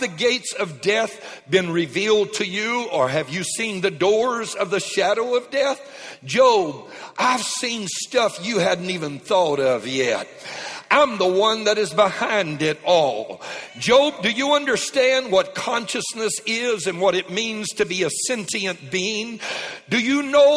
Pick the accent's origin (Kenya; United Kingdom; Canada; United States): United States; Lake Charles, Louisiana; moved away; I was raised in Lake Charles, as many of you know, just across the Texas line. And South Lake Charles, Cajun born